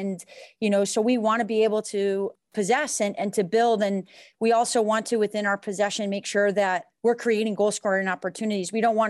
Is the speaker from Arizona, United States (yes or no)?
yes; Prescott, Arizona, United States; So born and raised in Prescott, Arizona, which is a town just about an hour and a half north of Phoenix.